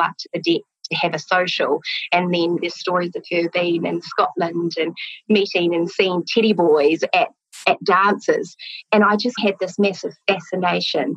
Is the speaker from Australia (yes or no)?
no; Christchurch, Canterbury, New Zealand; also born or lived in Toronto, Canada; I grew up in Christchurch in South Island